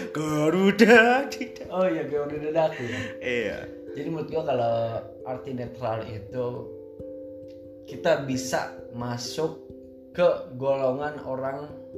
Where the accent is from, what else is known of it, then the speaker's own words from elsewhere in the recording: West Java, Indonesia; now in Jordan; jadi kalau misalnya nih uh, eh, gue orang Sunda bro